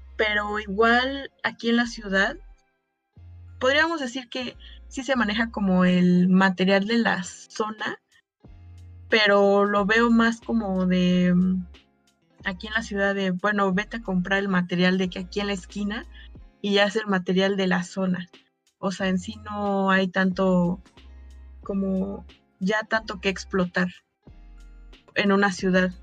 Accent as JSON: {"language": "Spanish", "country": "Mexico", "said": "como mexicana"}